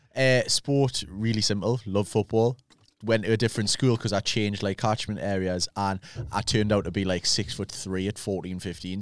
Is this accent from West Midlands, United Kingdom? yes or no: no; Newcastle upon Tyne, North East England, United Kingdom